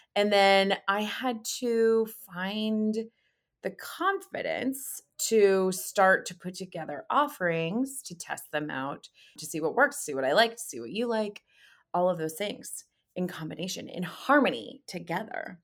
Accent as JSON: {"language": "English", "region": "California", "country": "United States", "tie": "born or raised there", "said": "I grew up in California"}